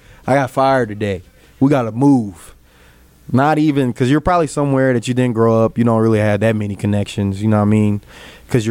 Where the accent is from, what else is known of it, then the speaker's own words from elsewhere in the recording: Texas, United States; growing up in Texas